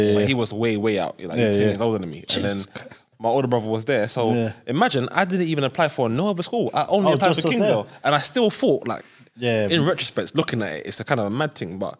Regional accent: London, United Kingdom; I'm from Brixton, growing up in Brixton, born and bred Brixton

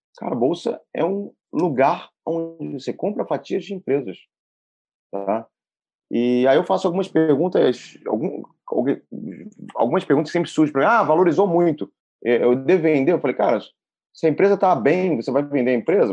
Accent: Brazil; eu sou neto de alemães, né? Então eu falo que eu sou brasileiro por nascer aqui e por escolher o Brasil

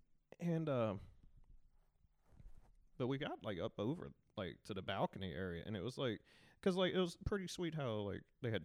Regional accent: Tennessee, United States; born or raised there; accent: Southern; also born or lived in New Orleans

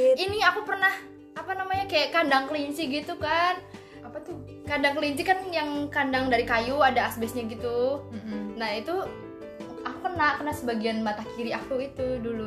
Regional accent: West Java, Indonesia; moved away; aku dulu di Jawa Barat

